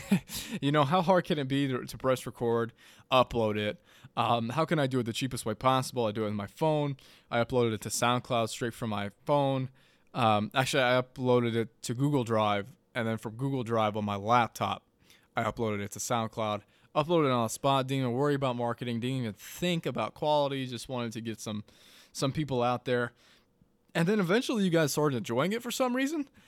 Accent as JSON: {"language": "English", "town": "Madison", "country": "United States", "tie": "born or raised there", "moved": "yes", "said": "back in Madison, my hometown"}